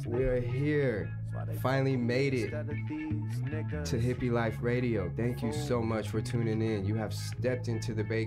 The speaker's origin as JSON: {"language": "English", "town": "Phoenix", "region": "Arizona", "country": "United States", "tie": "born or raised there", "said": "I'm born and raised in Phoenix. I'm an Arizona native. I've been here all my life"}